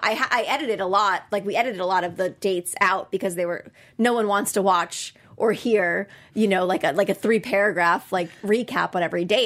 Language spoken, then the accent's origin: English; Connecticut, United States; and I'm from Connecticut